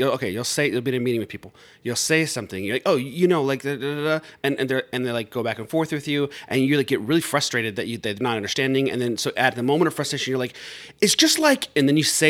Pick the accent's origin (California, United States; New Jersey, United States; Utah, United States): California, United States; Riverside; I'm from Riverside, California